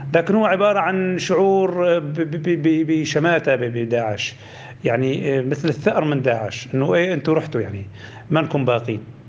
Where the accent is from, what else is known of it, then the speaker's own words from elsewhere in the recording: Raqqa, Raqqa Governorate, Syria; moved away as an adult; now in Aleppo countryside, Syria; مدينتي تدمرت